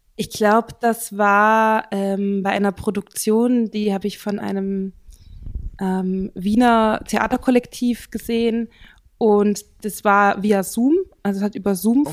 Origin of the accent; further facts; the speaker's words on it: Central Germany, Germany; moved away as an adult; also born or lived in Vienna, Austria; now in Bern, Switzerland; ich komme aus Mitteldeutschland